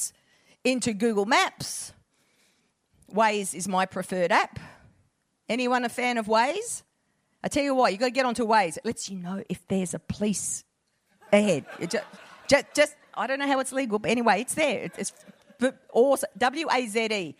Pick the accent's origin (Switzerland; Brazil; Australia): Australia; Perth, Western Australia; moved away; I'm a Perth girl originally